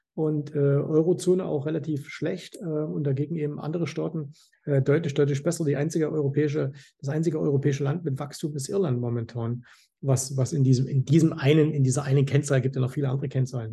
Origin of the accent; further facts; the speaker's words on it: Zwickau, Saxony, Germany; now in Dubai, United Arab Emirates; ich komme ja aus Zwickau